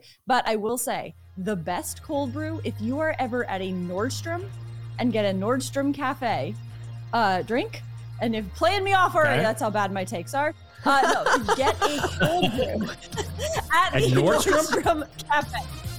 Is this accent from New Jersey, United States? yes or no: no; Connecticut, United States; I was born and raised in Connecticut. So I feel like this is a very important day for the state of Connecticut